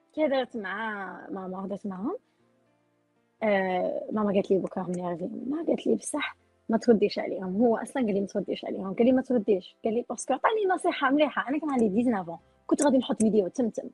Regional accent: Oran, Oran Province, Algeria; now in United States; حنا عندنا في وهران انا وهرانيه

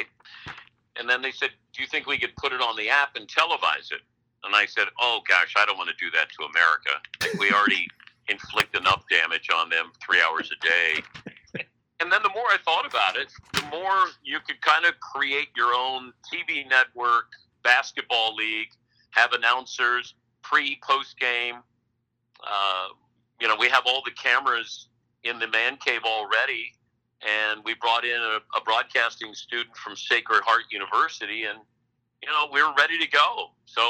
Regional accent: Cincinnati, Ohio, United States; Johnny Bench was one of the people I looked up to growing up in Cincinnati

